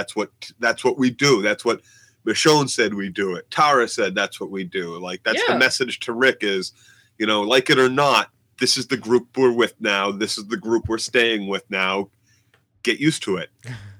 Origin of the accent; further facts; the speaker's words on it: Boston, Massachusetts, United States; we're from Boston.